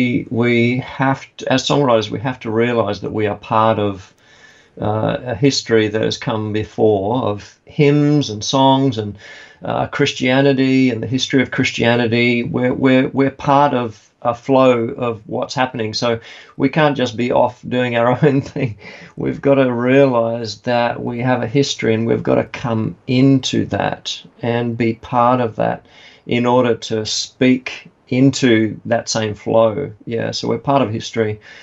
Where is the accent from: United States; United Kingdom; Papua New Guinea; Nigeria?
Papua New Guinea; now in Australia; I was born and brought up in Papua New Guinea, yeah.